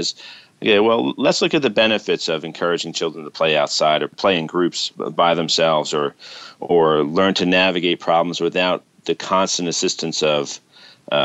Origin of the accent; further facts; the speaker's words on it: New York City, New York, United States; when I was growing up in New York City